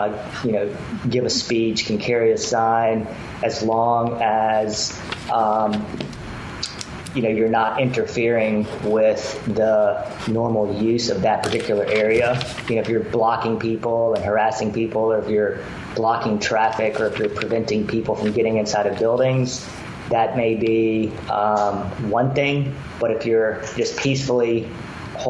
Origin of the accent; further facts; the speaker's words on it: Memphis, Tennessee, United States; moved away as an adult; now in Mississippi, United States; I'm a native of Memphis, Tennessee